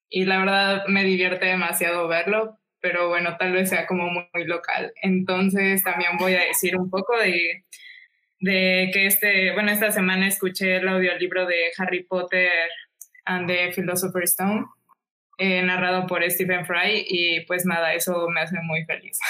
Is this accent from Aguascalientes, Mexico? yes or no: no; Mexico City, Mexico; now in Mérida, Mexico; yo estoy viviendo en Mérida, soy de la Ciudad de México, pero vivo en Mérida